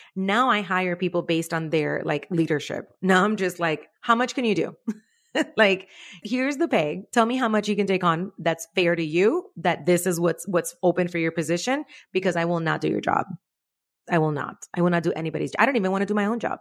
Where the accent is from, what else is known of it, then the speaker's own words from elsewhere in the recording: Cuba; moved away; I was born in Cuba